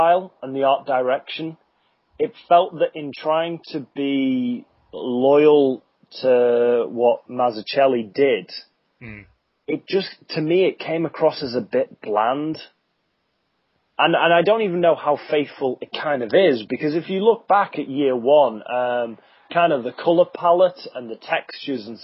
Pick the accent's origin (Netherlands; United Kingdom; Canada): United Kingdom; I'm British